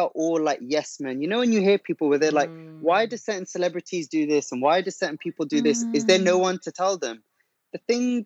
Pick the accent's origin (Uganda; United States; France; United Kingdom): United Kingdom; London; I'm from Northwest London